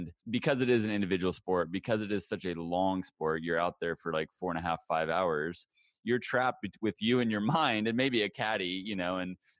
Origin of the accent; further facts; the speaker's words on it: Hutchinson, Kansas, United States; I'm from Hutchinson. So central.